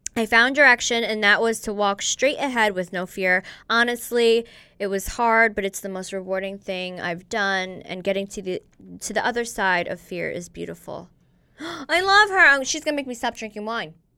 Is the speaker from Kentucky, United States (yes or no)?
no; New York, United States; I grew up in New York